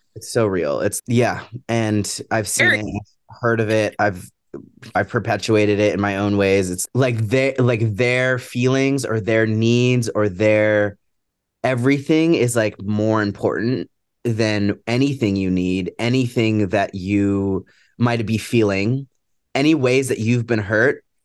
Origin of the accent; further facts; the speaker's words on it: Seattle, Washington, United States; I'm from Seattle